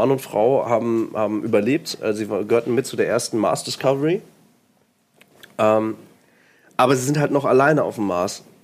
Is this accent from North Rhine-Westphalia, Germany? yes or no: yes; Lipperland, North Rhine-Westphalia, Germany; aus dem Blipperland.